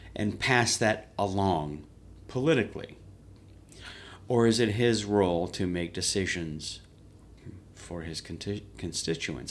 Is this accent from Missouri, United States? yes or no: yes; Hawk Point, Missouri, United States; I'm from here locally. I'm from a town called Hawk Point. But I, I've been in Sari my whole life.